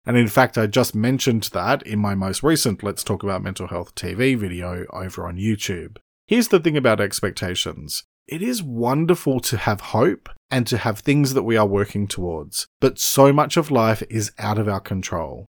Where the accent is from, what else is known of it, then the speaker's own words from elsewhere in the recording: Australia; I'm an Australian writer and speaker